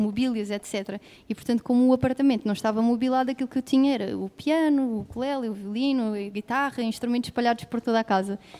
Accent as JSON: {"language": "Portuguese", "region": "Lisbon", "country": "Portugal", "tie": "born or raised there", "said": "Nasci em Lisboa"}